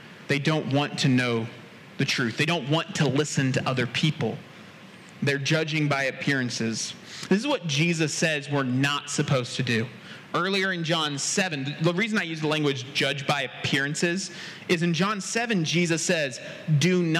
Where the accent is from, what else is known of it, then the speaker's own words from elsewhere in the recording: United States; I'm definitely from America.